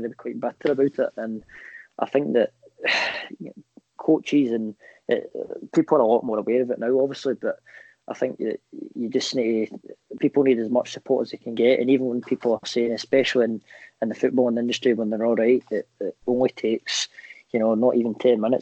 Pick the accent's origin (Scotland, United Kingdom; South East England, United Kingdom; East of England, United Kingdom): Scotland, United Kingdom; me being the Scottish type